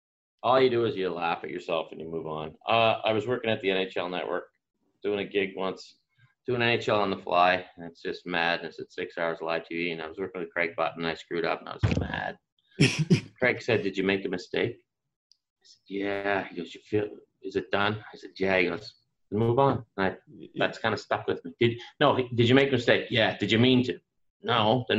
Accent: the Maritimes, Canada; accent: Maritime; Because I still had my Maritime accent was still pretty, really strong.

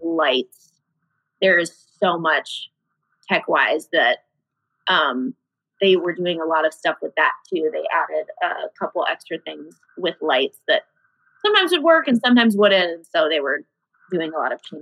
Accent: Iowa, United States; moved away as an adult; now in Chicago, United States; I'm originally from Iowa. That's where my parents are still

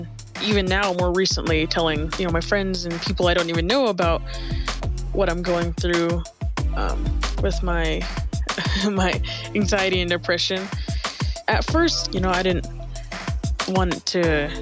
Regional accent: Riverton, Wyoming, United States; I am 17 years old, and I am from Riverton, Wyoming.

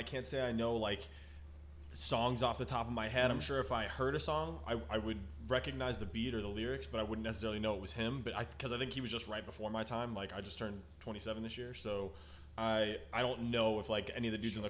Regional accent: the South, United States; I'm from the South

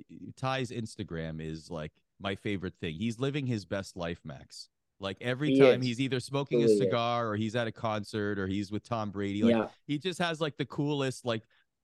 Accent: Toronto, Ontario, Canada; I grew up in Toronto

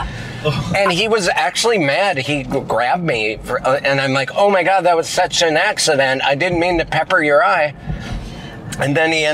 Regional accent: Missoula, Montana, United States; a couple friends that I grew up with in Missoula

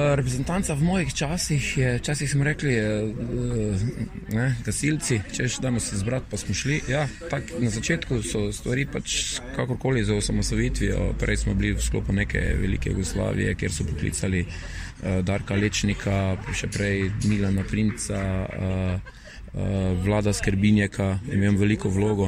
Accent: Maribor, Slovenia

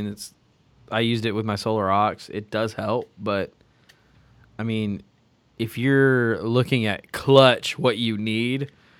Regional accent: Fort Worth, Texas, United States; I'm from Fort Worth, Texas.

